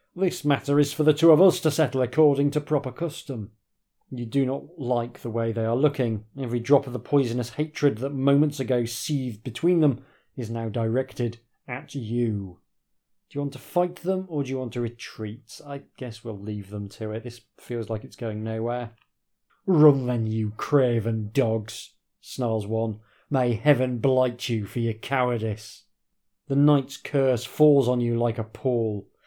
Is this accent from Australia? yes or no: no; Yorkshire and the Humber, United Kingdom; I grew up in Yorkshire.